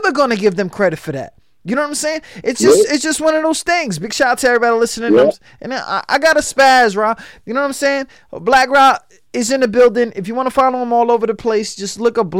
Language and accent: English; New York, United States; I'm from New York, so we wear white t-shirts, shorts, and Tims